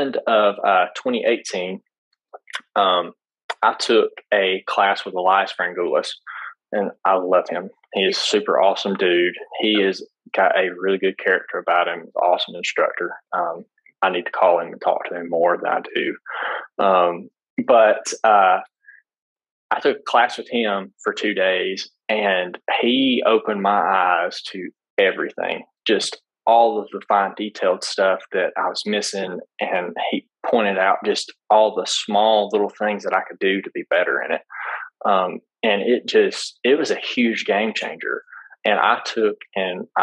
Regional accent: Alabama, United States; I'm from Alabama.

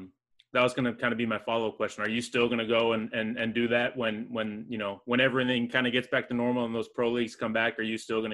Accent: Midwest, United States; I'm obviously from the Midwest, so I'm a Big Ten fan.

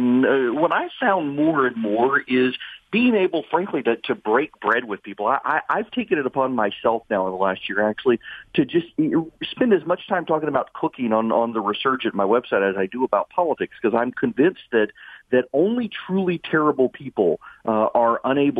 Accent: Dubai, United Arab Emirates; I grew up in Dubai, had never been to a music concert in my life.

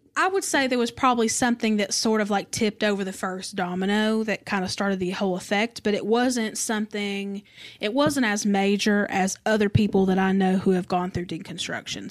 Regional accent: the South, United States; I was raised in the South

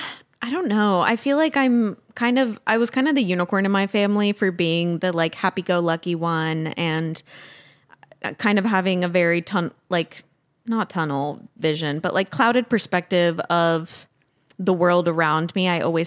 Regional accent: Tennessee, United States; deconstructing that I had to do what came from my peers growing up in Tennessee.

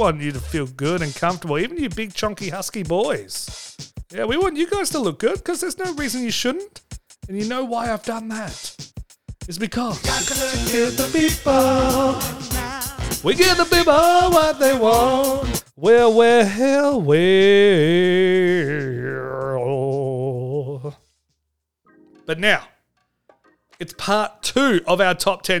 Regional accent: Australia; I'm Australian

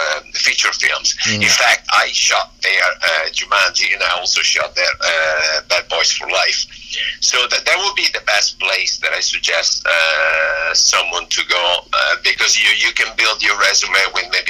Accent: Miami, Florida, United States; now in Los Angeles, United States; I'm from Miami

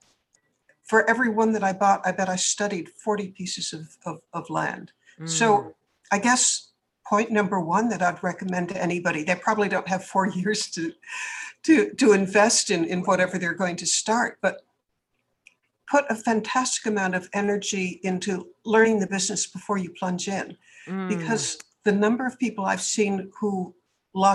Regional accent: Boston, Massachusetts, United States; moved away as an adult; now in California, United States; I'm from the East. I actually grew up in Boston. But when I moved to California, I was 28 years old

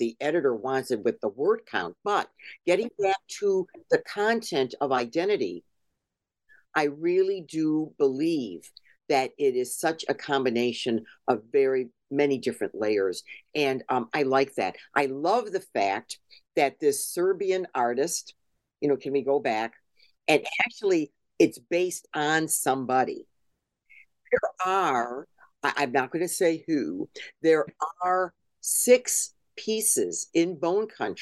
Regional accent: Cleveland, Ohio, United States; I am an American. You know, I was born here. I was born in Cleveland.

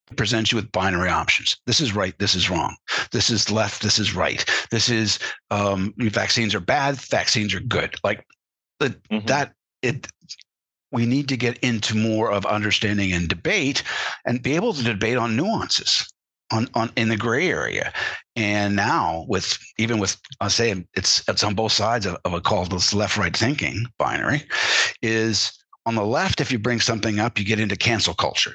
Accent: Canada; as a Canadian uh, growing up, and I was, was, around American influences all my life

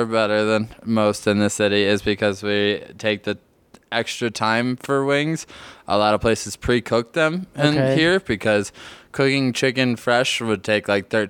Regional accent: Buffalo, New York, United States; now in Denver, United States; growing up in Buffalo

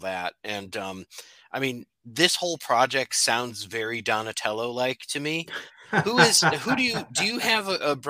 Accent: Connecticut, United States; now in Illinois, United States; I'm from Connecticut. I live in Illinois now, but I'm from Connecticut

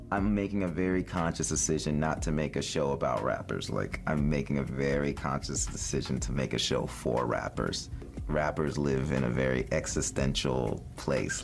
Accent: Los Angeles, California, United States; a Japanese kid who grew up in L

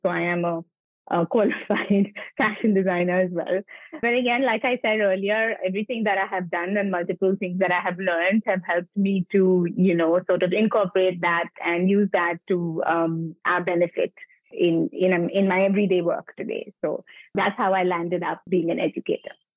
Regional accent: Mumbai, Maharashtra, India; I'm born and brought up in Bombay, in South Bombay.

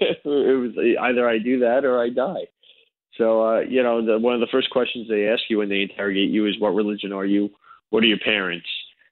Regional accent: United States; I'm basically an American Jew of Russian descent

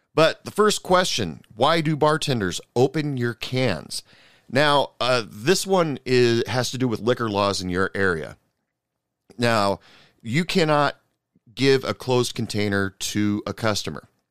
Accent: United States; being an American

